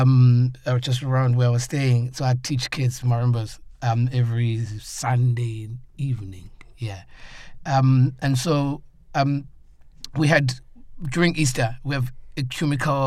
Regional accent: South Africa; I'm from South Africa and Africa

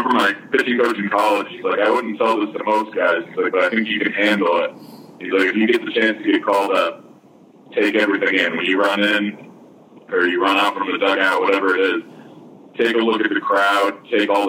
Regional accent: Michigan, United States; growing up in Michigan

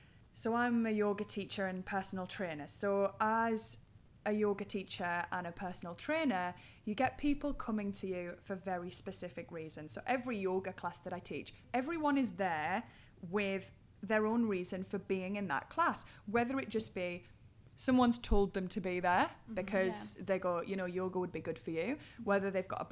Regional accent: Durham, North East England, United Kingdom; accent: Geordie; Durham. It's a little bit more subtle than the old Geordie.

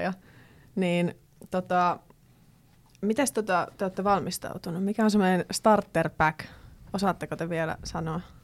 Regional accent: Kittilä, Lapland, Finland; moved away; koska nyt olen Kittilästä ja Levi sattui olemaan siinä vieressä

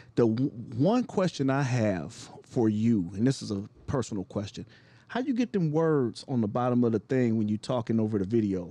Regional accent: Cleveland, Ohio, United States; now in Chicago, United States; My hometown of Cleveland

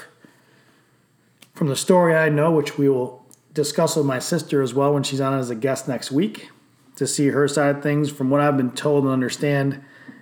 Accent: Johnson City, New York, United States; also born or lived in Binghamton, New York; even though I was born in Binghamton, New York, I'm actually from Johnson City, New York, which is a smaller neighboring town

